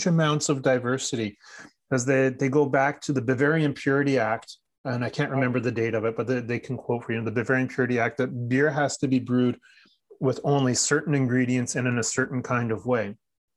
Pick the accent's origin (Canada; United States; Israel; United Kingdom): Canada; Newmarket, Ontario; Newmarket, Ontario. Like I said, my hometown.